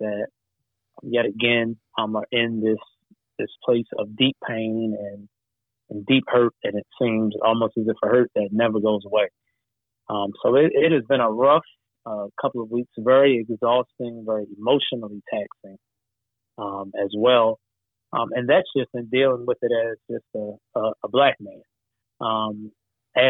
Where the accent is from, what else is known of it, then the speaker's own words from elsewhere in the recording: Baltimore, Maryland, United States; I'm a Baltimore boy, West Baltimore, all day long, okay. All day long. Yes, sir. The heart of the city, West Baltimore, Sandtown, Winchester, is the community that I grew up in Baltimore.